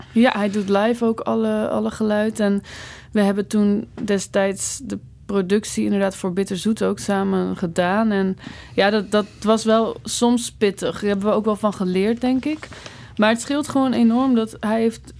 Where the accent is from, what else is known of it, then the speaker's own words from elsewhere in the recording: Netherlands; moved away as an adult; now in Belgium; als Nederlander in het begin, joh, oh, toen ik hier voor het eerst kwam